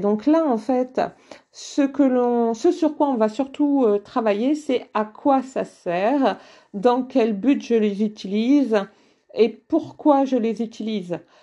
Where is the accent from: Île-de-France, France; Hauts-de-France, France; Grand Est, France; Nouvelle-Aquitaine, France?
Hauts-de-France, France; the North; moi je viens d'une famille euh, du Nord. Euh, dans ma famille, on parlait ch'ti